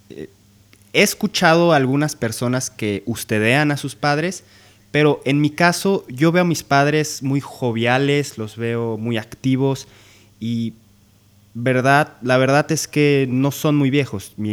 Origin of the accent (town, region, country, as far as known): Guadalajara, Jalisco, Mexico